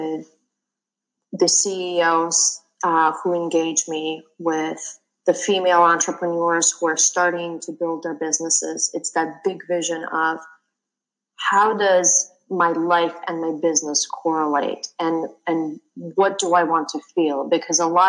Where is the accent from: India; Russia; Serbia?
Russia; moved away as an adult; also born or lived in London; I grew up in Russia